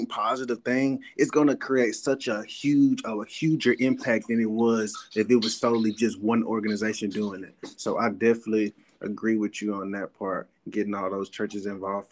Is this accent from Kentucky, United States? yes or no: no; Columbus, Mississippi, United States; I'm from Columbus down the road, so I know Caledonia.